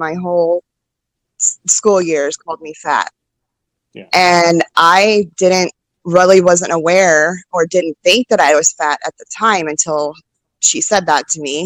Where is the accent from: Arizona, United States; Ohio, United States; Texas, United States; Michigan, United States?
Texas, United States; Austin; also born or lived in Midland, Texas / Odessa, Texas / Georgetown, Texas / Round Rock, Texas; I was born in Midland, Odessa area. And I grew up in just like the little area of Austin. So Georgetown, Round Rock, Pflugerville, I've lived in all of those areas